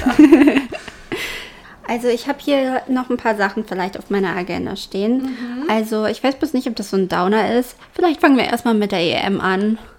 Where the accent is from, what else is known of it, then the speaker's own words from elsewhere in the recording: Germany; bei uns in Deutschland